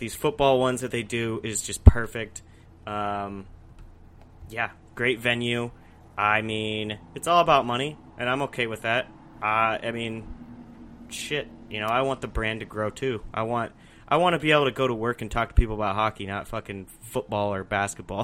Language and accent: English; Alaska, United States; now in Arizona, United States; growing up in Alaska